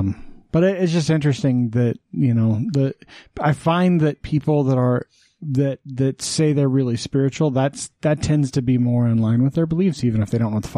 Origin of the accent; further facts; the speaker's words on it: Wyoming, United States; now in Utah, United States; I grew up in Wyoming as a Southern Baptist.